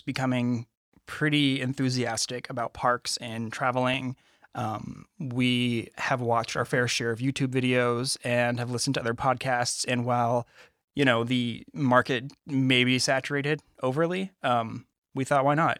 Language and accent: English; Napa, California, United States; my hometown I grew up in Napa